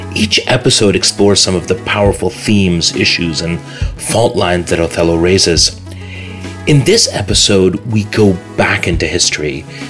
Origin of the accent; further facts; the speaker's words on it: Canada; now in London, United Kingdom; our identity as a Muslim minority growing up in growing up in Canada